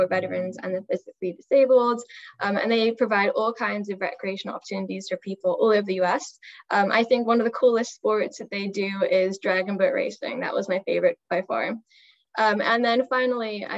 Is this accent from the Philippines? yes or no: no; London, United Kingdom; now in Philadelphia, United States; I'm originally from London, and now I live in Philadelphia